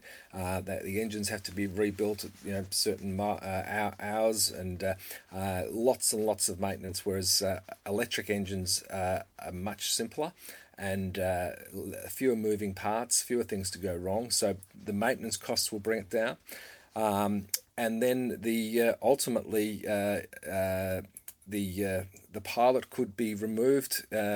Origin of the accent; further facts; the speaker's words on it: Victoria, Australia; in my home state, we have, you know, 350 fatalities a year in Victoria, Australia